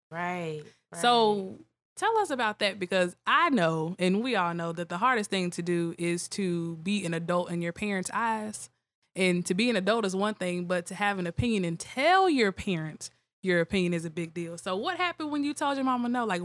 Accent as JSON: {"language": "English", "town": "Tougaloo", "region": "Mississippi", "country": "United States", "said": "I am from Ridgeland, Mississippi"}